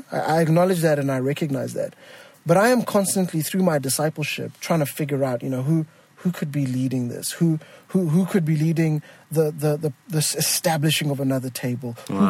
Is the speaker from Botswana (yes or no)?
yes; Botswana; if people are constantly hearing my accent, which is, you know, a combination of having grown to a British school because I'm from Botswana, and then watching Sesame Street and Big Bird